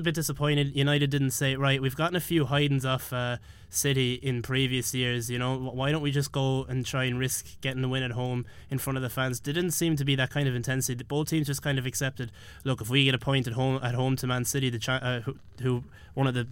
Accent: Ireland

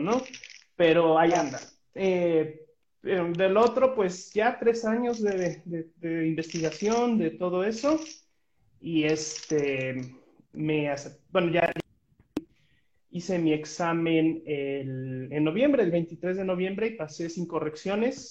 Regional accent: Mexico; como mexicanos

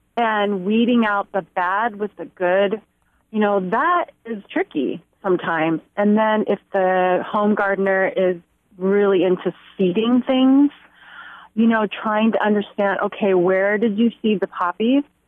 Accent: Santa Clara Valley, California, United States; I grew up in Santa Clara Valley, which was a lot of orchards and little farms

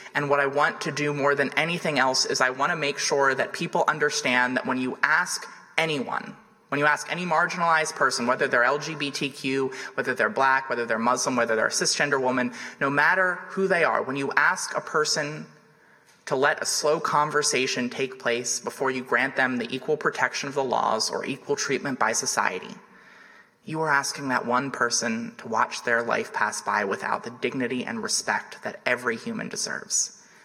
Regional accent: Delaware, United States; my home state of Delaware

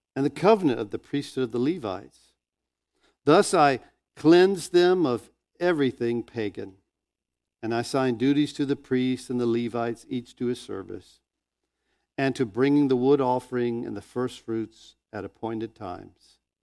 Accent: Northwest Florida, United States; I grew up in Northwest Florida. This is my hometown

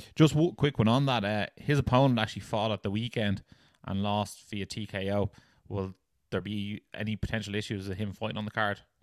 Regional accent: Ireland; we're Irish

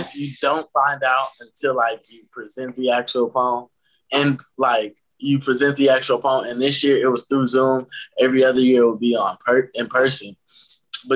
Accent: Detroit, Michigan, United States; I'm from Detroit, Michigan. I attend a Jesuit school in Detroit called Loyola High School.

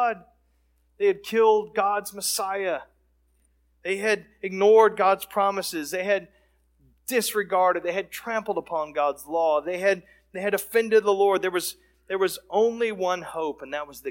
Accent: Texas, United States; we had a lot of friends and exposure to folks that were in that background growing up in Texas.

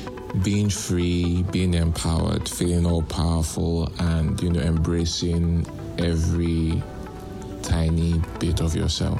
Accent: Lagos, Nigeria; I'm a musician from Lagos, Nigeria.

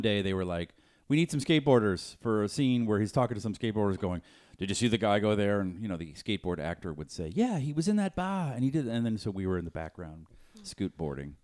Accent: Boston, Massachusetts, United States; moved away; I'm from Boston

